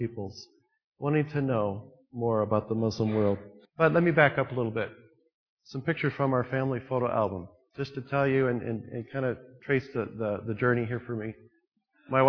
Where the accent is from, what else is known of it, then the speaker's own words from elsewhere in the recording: United States; being an American